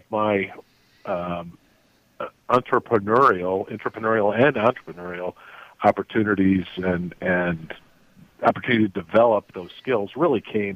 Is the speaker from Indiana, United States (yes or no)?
yes; South Bend, Indiana, United States; moved away as an adult; also born or lived in South Africa / Taiwan; I grew up in South Bend, Indiana